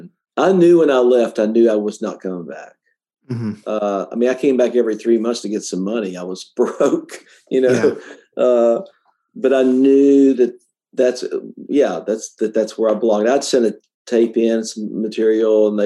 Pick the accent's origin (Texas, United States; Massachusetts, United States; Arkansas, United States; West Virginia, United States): West Virginia, United States; Kenova; my hometown of Canova, West Virginia